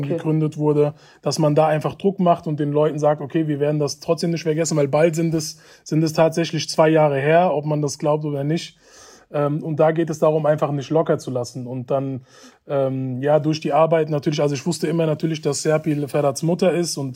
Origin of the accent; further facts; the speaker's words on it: Hanau, Hesse, Germany; ich bin ähm, in Hanau geboren und aufgewachsen, bin, bin ein Kindheitsfreund von Ferhat Unwar, bin mit ihm gemeinsam aufgewachsen